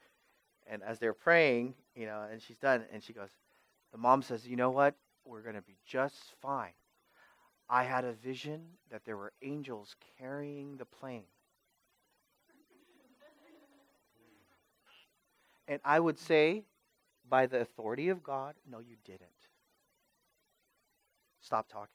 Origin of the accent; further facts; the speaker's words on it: Vallejo, California, United States; I'm from Vallejo.